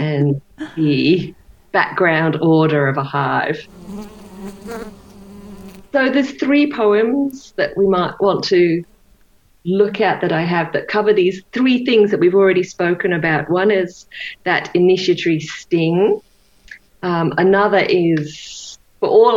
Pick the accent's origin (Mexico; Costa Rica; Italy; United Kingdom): United Kingdom; England; now in United States; I grew up in England